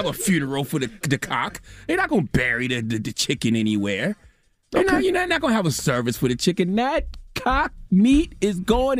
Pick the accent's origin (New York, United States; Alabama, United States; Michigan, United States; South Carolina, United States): South Carolina, United States; Moss Corner; I grew up in Moss Corner, South Carolina.